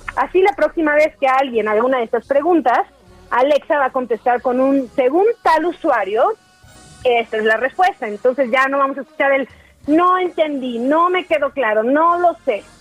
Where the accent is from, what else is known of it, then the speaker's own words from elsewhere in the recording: Chiapas, Mexico; Sigo aquí en mi tierra Chiapas, aquí en Casa Cafeólogo, ubicado en San Cristóbal de las Casas